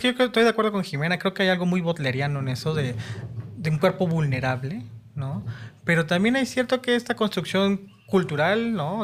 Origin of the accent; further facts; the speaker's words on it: Mexico City, Mexico; Soy chilango puro también.